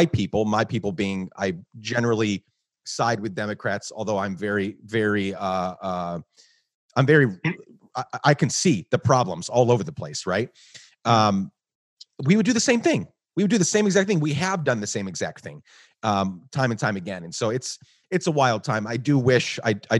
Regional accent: Guatemala; moved away as an adult; also born or lived in New York; now in United States; I was born in New York, but I grew up in Guatemala

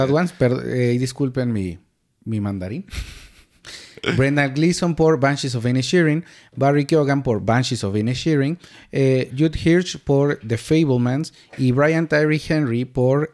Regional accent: Mexico; Nos vuela la cabeza a todos como mexicanos

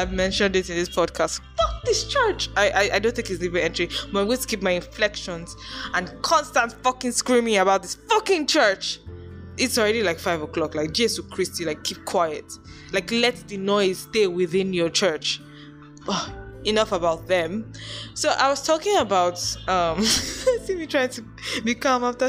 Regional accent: Nigeria; I'm Nigerian

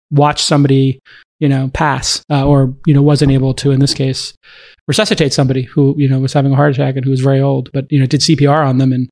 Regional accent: Cape Town, Western Cape, South Africa; growing up in Cape Town, you, you grow up on the water and you grow yeah. up uh, kind of like the water is a big part of the of your life.

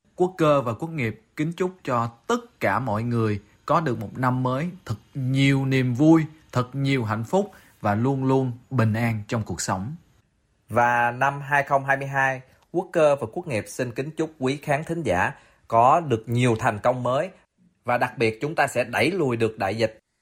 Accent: Vietnam; chúng tôi là người Việt Nam

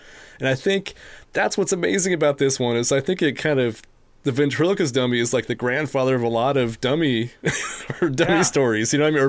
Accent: United States; I'm an American from the 21st century

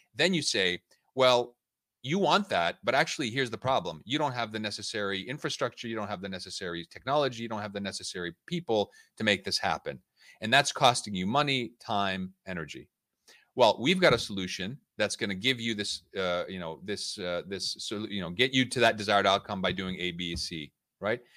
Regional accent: United States; moved away as an adult; also born or lived in Budapest; now in London, United Kingdom; I was born and raised in the United States. uh, to Hungarian parents

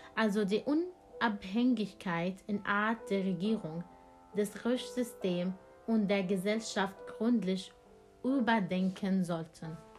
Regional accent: Syria; German is a second language; now in Germany; Ich bin aus Syrien geflüchtet

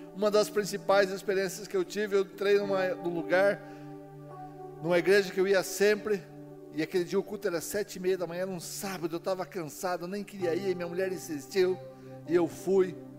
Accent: Castro, Paraná, Brazil; moved away; also born or lived in Ponta Grossa; Vim do interior do Paraná. Então, eu sou de Castro, capital do mundo

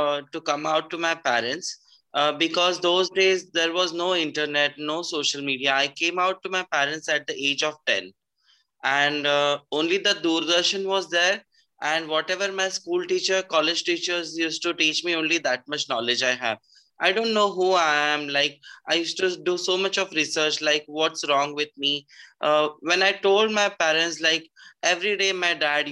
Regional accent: Pune, Maharashtra, India; I'm from Pune, Maharashtra

